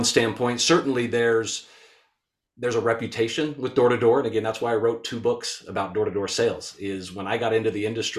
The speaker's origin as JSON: {"language": "English", "region": "Utah", "country": "United States", "tie": "born or raised there", "said": "born and raised in Utah."}